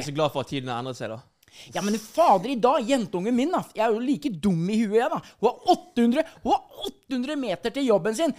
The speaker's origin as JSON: {"language": "Norwegian", "country": "Norway", "tie": "born or raised there", "said": "vi bodde hjemme på Solbrå, der jeg kommer fra, eh, når mm. jeg var liten"}